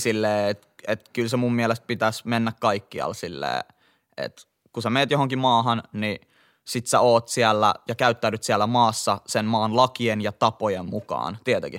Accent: Helsinki, Uusimaa, Finland; mä oon kasvanut ja syntynyt Kontulassa, Itä-Helsingissä

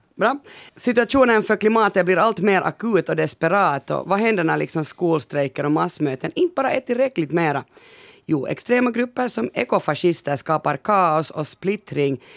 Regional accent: Finland

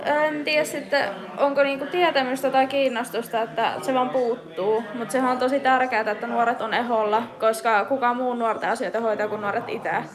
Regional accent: Nurmijärvi, Uusimaa, Finland; now in Tohmajärvi, Finland; mä oon Nurmijärveltä kotoisin

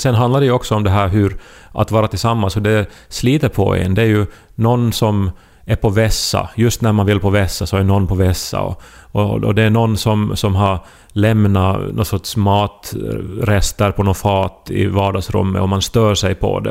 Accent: Esse, Ostrobothnia, Finland; i Esse, alltså min hemby

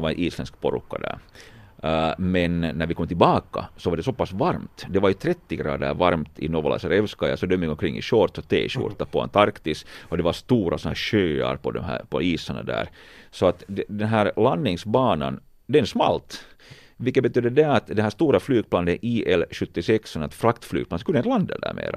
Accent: Finland; vi är från Finland

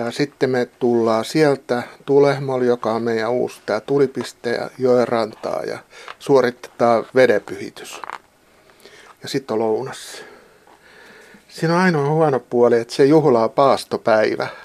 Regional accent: Pori, Satakunta, Finland; accent: Pori dialect; moved away as an adult; now in Valtimo, Finland; mä oon Porista kotosi, niin kuin kyllä kaikki huomaa. Että mä oon ollut täällä nyt kymmenen vuotta. Ja mä oon tullut työperässä ja se pori murre, koska se on mun lapsuuden murre, niin se ei sillä häviä.

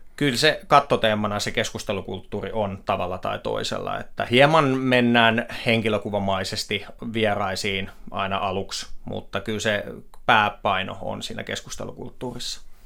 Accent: Myrskylä, Uusimaa, Finland; moved away as an adult; also born or lived in Helsinki; minä olen myrskyläläinen mies kotoisin sieltä Lasse Virenin kotipitäjästä ja sen jälkeen, kun sieltä lähdin Helsinkiin

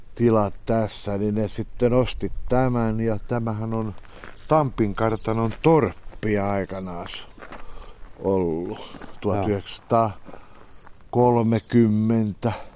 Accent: Askola, Uusimaa, Finland; mä olen ihan paljasjalkainen Isä on tuosta naapurista kotoisin ja mun äitini on Juornaan kylästä

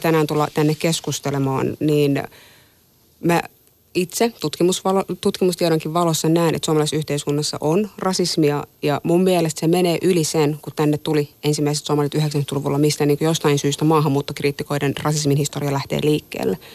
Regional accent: Tampere, Pirkanmaa, Finland; Mä oon kasvanut Tampereella ja mä oon käynyt suomalaisen peruskoulun.

